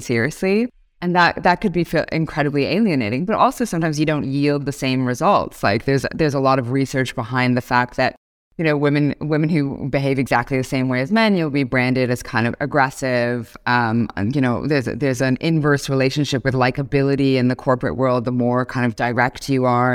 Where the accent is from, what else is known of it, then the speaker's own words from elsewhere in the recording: Toronto, Ontario, Canada; moved away as an adult; now in Singapore; I'm born and raised in Toronto, Canada.